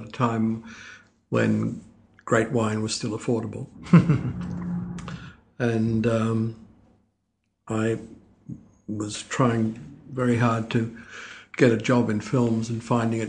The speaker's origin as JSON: {"language": "English", "town": "Melbourne", "region": "Victoria", "country": "Australia", "tie": "born or raised there", "also_born_or_lived": "Trieste, Italy", "said": "I came to Australia when I was about 2. Mm-hmm. So I grew up in Melbourne."}